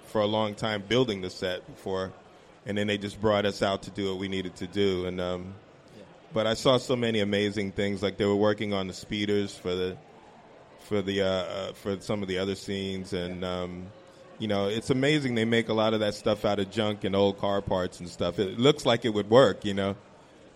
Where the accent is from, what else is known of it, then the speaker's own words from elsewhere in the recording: New York City, New York, United States; we grew up in New York City